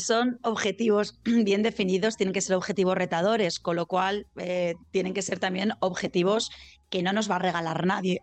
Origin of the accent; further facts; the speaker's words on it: Zaragoza, Aragon, Spain; now in Valencia, Spain; yo soy de Zaragoza, aunque vivo en Valencia, soy mañica